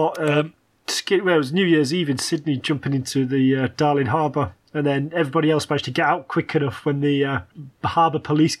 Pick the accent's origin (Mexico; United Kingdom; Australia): United Kingdom; England; I was English